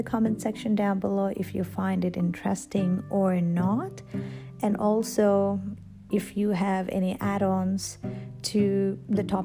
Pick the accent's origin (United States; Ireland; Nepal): Nepal; moved away as an adult; now in Australia; I am from Nepal and I came to Australia when I was 27. Back home, I was already working in a managerial position